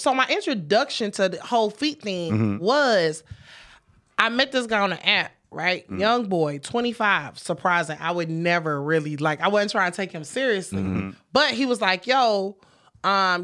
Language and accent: English; Detroit, Michigan, United States; I'm from Detroit